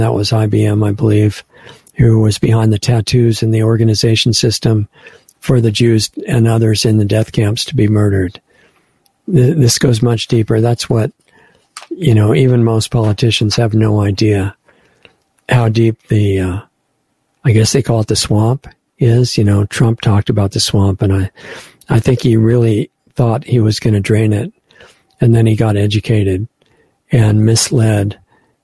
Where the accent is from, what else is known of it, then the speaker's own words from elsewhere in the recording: United States; as an American